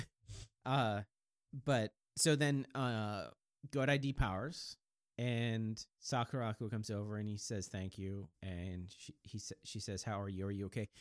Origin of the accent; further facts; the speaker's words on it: the Northwest, Pacific Northwest, United States; also born or lived in Japan; not only am I American, I'm from, I'm from the Northwest